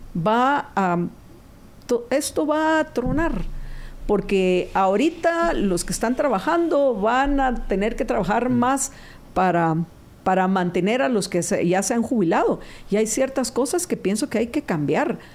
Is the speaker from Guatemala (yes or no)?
yes; Guatemala; Somos guatemaltecos